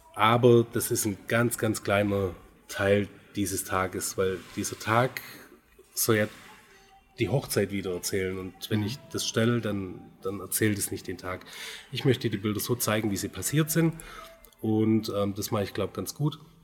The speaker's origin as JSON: {"language": "German", "town": "Göppingen", "region": "Baden-Württemberg", "country": "Germany", "said": "ich komme aus Göppingen, bin 42 Jahre alt"}